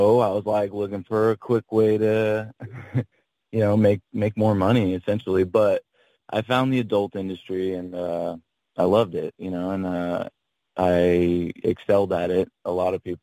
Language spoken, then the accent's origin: English; Henderson, Nevada, United States; there's a suburb called Henderson that I grew up